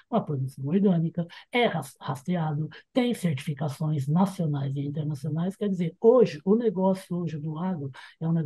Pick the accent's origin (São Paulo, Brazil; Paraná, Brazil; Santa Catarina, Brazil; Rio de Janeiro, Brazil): São Paulo, Brazil; Campinas; Eu sou de Campinas, sou em São Paulo até agora e moro em Campinas